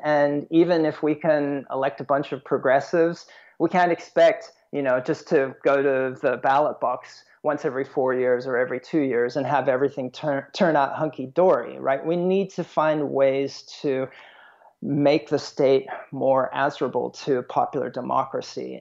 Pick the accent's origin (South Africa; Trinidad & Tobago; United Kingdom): South Africa; moved away; I'm originally from South Africa